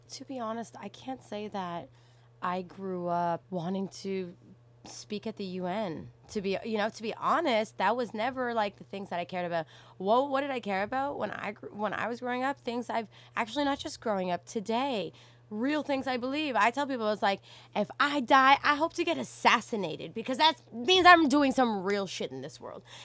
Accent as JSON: {"language": "English", "country": "Canada", "tie": "born or raised there", "first_language": "English", "said": "Sometimes I say I grew up in Afghanistan in Canada."}